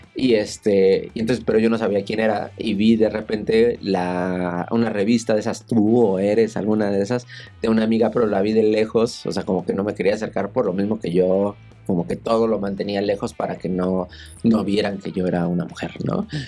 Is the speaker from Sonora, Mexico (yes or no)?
no; Naucalpan, State of Mexico, Mexico; En satélite, en el Estado de México